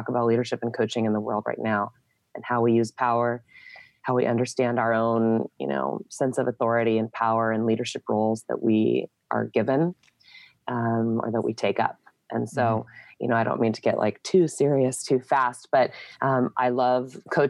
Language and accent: English; San Diego, California, United States; I'm from San Diego. I'm a second generation native.